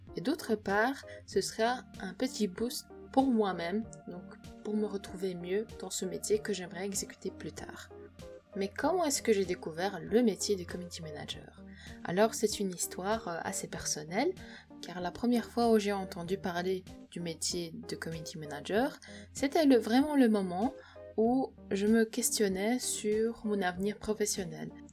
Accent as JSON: {"language": "French", "country": "Poland", "said": "je suis polonaise"}